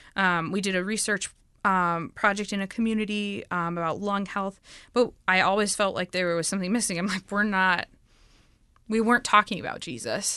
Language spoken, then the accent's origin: English; United States; moved away as an adult; now in Dominican Republic; I'm from the United States